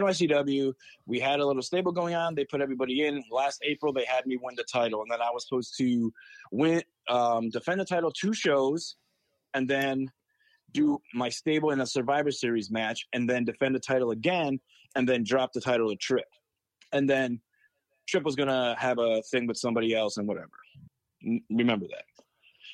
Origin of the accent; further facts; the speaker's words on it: Waterville, United States; my hometown in Waterville